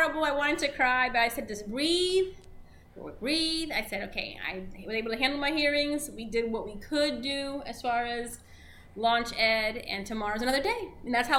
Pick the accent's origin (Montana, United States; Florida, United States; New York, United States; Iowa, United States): Florida, United States; Orlando; first language Spanish; English is a second language; also born or lived in Cleveland, Ohio; I grew up here in Orange County